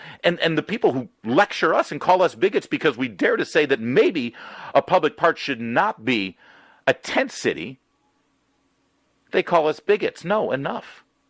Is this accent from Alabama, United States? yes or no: no; Newport Beach, California, United States; also born or lived in Michigan; now in Washington, D.C., United States; But I still call California my home state. No offense, Michigan. But Michigan's my birth state. But California's my home. And I went to high school there during the Ronald Reagan presidency. I was in Orange County, California, Newport Beach, Corona Del Mar High School